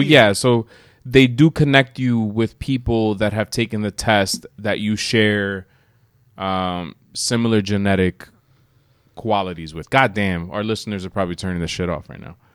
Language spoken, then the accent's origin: English; United States; we are both first generation Americans